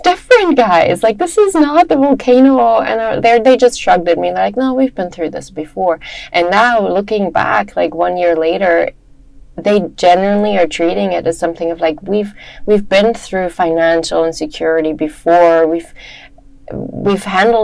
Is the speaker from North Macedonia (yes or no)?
no; Germany; moved away as an adult; also born or lived in Hawaii / United States; I grew up in Germany